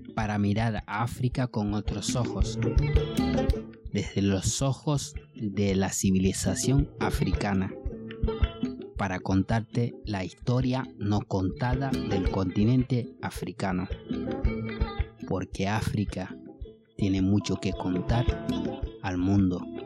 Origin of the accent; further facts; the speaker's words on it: Mali; first language Bambara; Spanish is a second language; moved away as an adult; now in Gran Canaria, Spain; Mi voz viene de Mali. Llevo viviendo en España hace unos 20 años